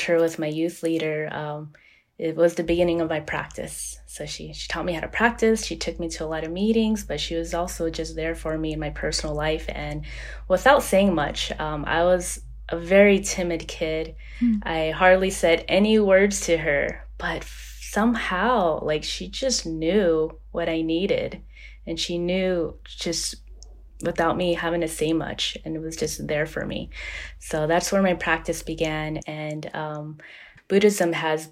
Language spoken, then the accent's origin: English; Long Beach, California, United States; I'm from Long Beach, California